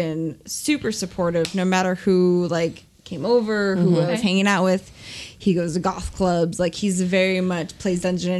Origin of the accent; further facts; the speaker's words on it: Downey, California, United States; I grew up in Downey, California.